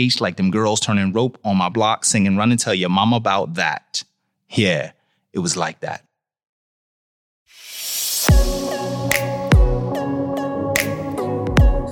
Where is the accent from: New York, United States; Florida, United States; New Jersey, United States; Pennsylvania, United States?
New Jersey, United States; central; I grew up on Alex Place, which is a dead-end street in central New Jersey. And I still live on Alex Place